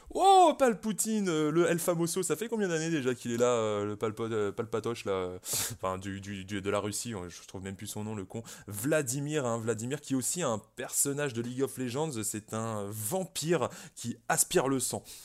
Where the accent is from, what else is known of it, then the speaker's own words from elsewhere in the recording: Brittany, France; je suis breton moi-même